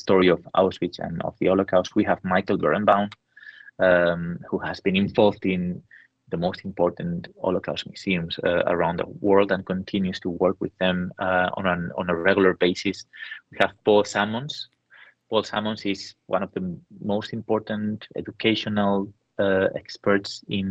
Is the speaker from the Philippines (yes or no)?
no; San Sebastian, Basque Country, Spain; my hometown in San Sebastian